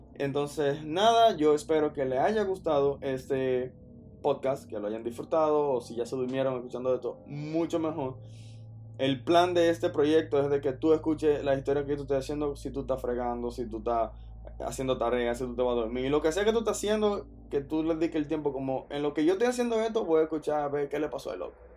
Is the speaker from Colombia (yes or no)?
no; Dominican Republic; yo soy dominicano